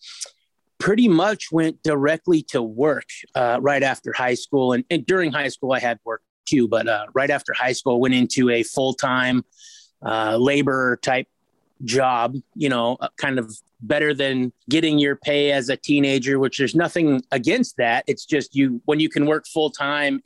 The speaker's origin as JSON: {"language": "English", "town": "Des Moines", "region": "Washington", "country": "United States", "tie": "born or raised there", "also_born_or_lived": "Kent, Washington / Auburn, Washington", "said": "I grew up in Des Moines, Washington"}